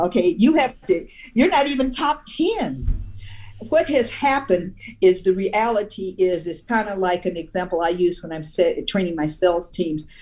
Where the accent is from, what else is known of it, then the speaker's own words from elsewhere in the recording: Omaha, Nebraska, United States; moved away as an adult; also born or lived in Washington, D.C.; I'm from the Midwest. In Omaha